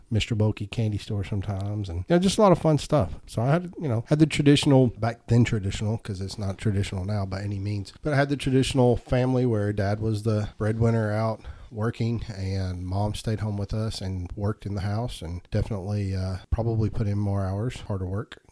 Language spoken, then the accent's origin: English; Murfreesboro, Tennessee, United States; also born or lived in Indiana; we moved here to Murfreesboro, I think, in nineteen eighty-four. I was four years old.